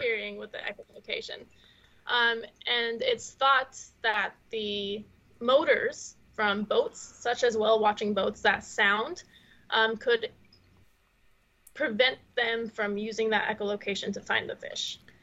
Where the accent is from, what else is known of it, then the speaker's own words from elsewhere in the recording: Utah, United States; moved away; I grew up in Utah